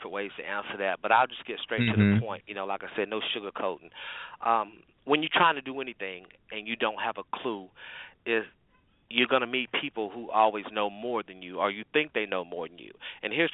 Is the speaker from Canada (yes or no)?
no; North Carolina, United States; I'm from North Carolina